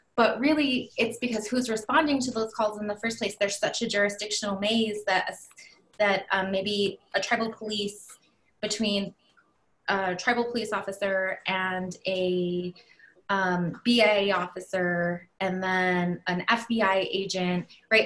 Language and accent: English; Laguna, New Mexico, United States; I come from the Pueblo of Laguna, so right outside of the city limits of Albuquerque.